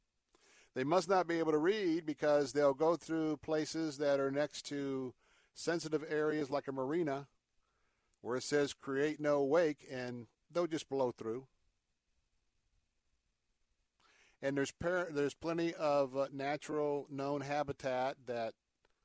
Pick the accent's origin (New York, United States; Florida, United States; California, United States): Florida, United States; I was raised here in Florida.